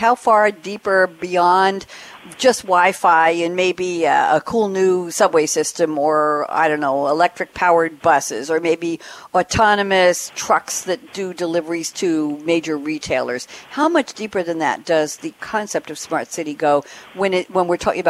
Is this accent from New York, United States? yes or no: yes; Long Island, New York, United States; moved away; I come from New York and I lived on Long Island